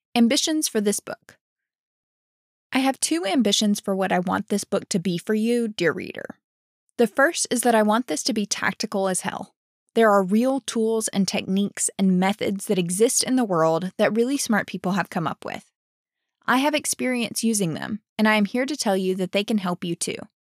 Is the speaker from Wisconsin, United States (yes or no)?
no; Alabama, United States; moved away as an adult; also born or lived in Dallas, Texas; I'm from Alabama